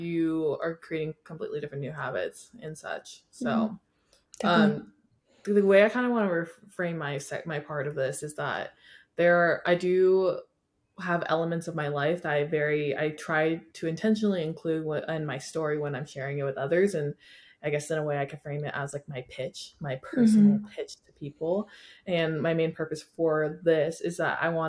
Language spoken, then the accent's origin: English; Washington, United States; moved away as an adult; now in California, United States; I grew up in Washington